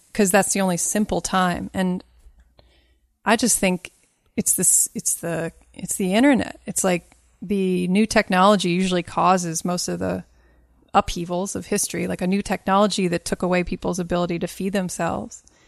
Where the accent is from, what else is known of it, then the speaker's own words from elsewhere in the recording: Kentucky, United States; I'm from Kentucky. My dad's side is from Kentucky, way back.